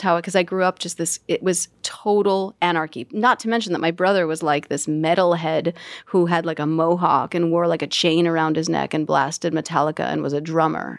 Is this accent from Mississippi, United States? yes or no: no; New York City, New York, United States; it was Jackson Heights, Queens. My family immigrated from Russia, and I was born a month later in Elmhurst Hospital